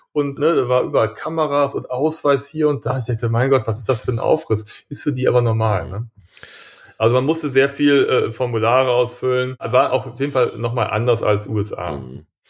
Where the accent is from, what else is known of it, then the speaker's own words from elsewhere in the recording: Germany; wir sind ja auch Deutsche